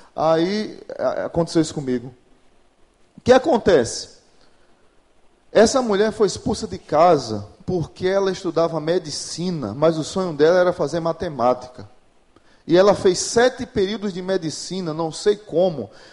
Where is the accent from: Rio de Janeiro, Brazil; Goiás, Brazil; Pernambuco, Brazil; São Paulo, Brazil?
Pernambuco, Brazil; moved away as an adult; now in Natal, Brazil; Eu sou pernambucano, mas moro em Natal, vai fazer 20 anos agora em junho